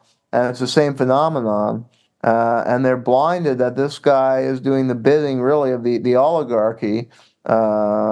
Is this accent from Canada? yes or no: yes; Canada; moved away; I grew up in Canada